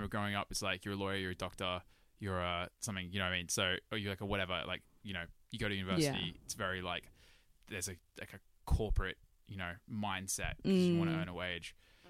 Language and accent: English; Sydney, New South Wales, Australia; moved away as an adult; I guess what I was trying to say is I love Sydney. I love my home country.